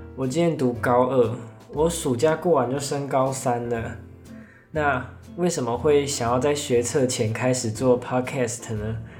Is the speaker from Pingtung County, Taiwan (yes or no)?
yes; Pingtung County, Taiwan; 我来自屏东，但我家不住在垦丁旁边